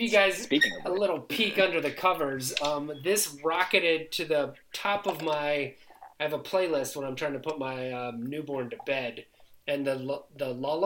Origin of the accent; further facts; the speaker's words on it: Maryland, United States; now in California, United States; I'm leaving home from Maryland